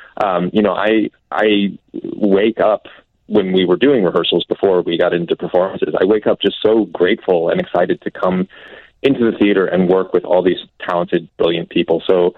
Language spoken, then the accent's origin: English; New England, United States; I'm from New England, and I adore all of New England.